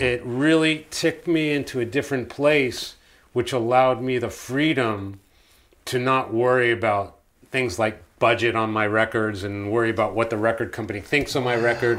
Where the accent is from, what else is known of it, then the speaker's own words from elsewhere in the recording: United States; I grew up in America